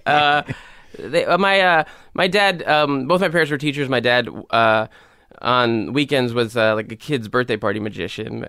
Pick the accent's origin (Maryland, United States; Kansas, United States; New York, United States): New York, United States; New York City; also born or lived in Pelham, New York; I grew up in the Bronx and then, uh, my family moved to a town called Pelham when I was, like, thirteen or fourteen.